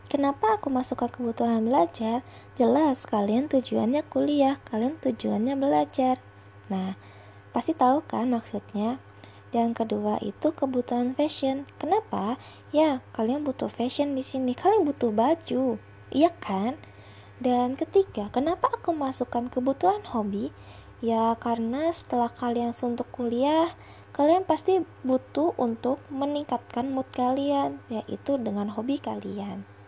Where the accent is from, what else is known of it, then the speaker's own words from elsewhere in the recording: Kalimantan, Indonesia; now in Purwokerto, Indonesia; Aku asli dari Kalimantan dan sekarang aku ngekos di Pokerto untuk kuliah.